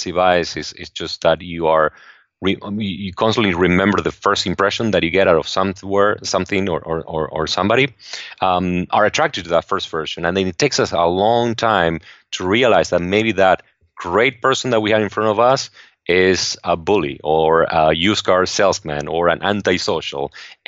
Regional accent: Argentina; now in United States; I grew up in Argentina, and I had always looked at the U.S. as a place where you could really get ahead

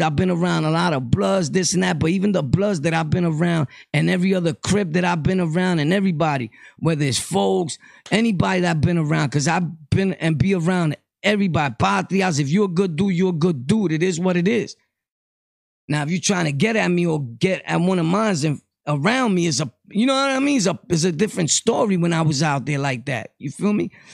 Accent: Puerto Rico; moved away; also born or lived in New York; I come from Puerto Rico. I've traveled back and forth to Puerto Rico.

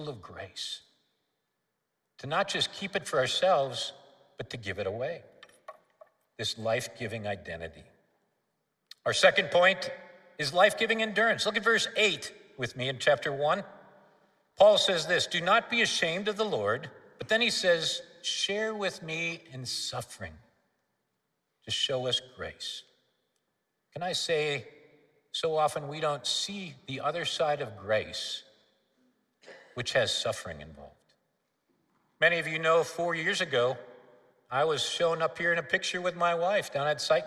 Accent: Minneapolis, Minnesota, United States; moved away as an adult; also born or lived in South Africa; now in St. Louis, United States; I was raised in Northeast Minneapolis in Minnesota.

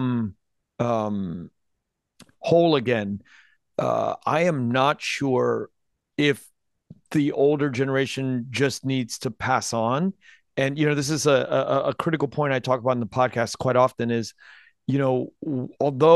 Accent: United States; I have a yearning and a thirst to be entirely Vietnamese, but I'm entirely American

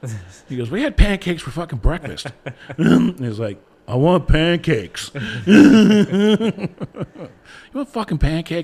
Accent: Ohio, United States; I grew up in Ohio

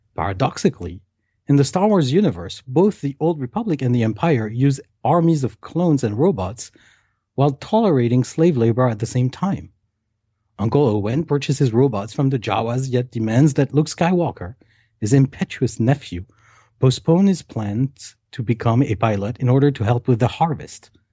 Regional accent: Paris, Île-de-France, France; I was eight-year-old and I was growing up in Paris

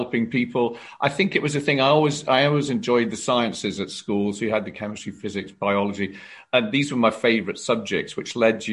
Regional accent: South Wales, United Kingdom; moved away as an adult; my family and are all based around South Wales

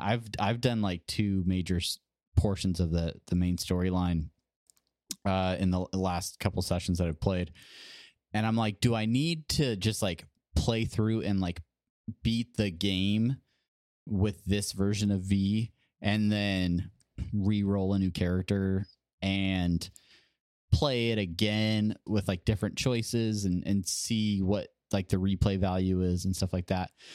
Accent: Southern California, United States; moved away as an adult; also born or lived in Hawaii; now in Nebraska, United States; Growing up in California

